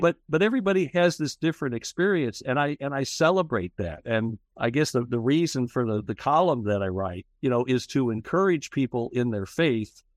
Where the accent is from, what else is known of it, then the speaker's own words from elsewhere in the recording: Kokomo, Indiana, United States; also born or lived in Fishers, Indiana; I was an Episcopal altar boy as a kid in my hometown of Kokomo, Indiana